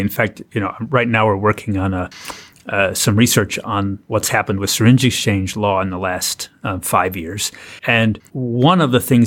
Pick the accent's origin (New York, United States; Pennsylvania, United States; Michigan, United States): Pennsylvania, United States; my home state of Pennsylvania